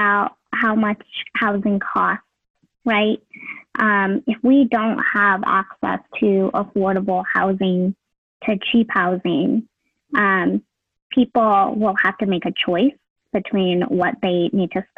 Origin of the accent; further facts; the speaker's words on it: United States; my parents, who are immigrants from Vietnam. And I thought, you know, a lot about how I could improve the systems as an English speaking, you know, first generation Asian American